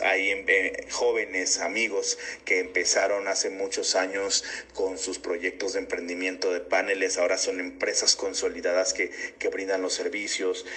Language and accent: Spanish; Tabasco, Mexico; me apasiona ser tabasqueño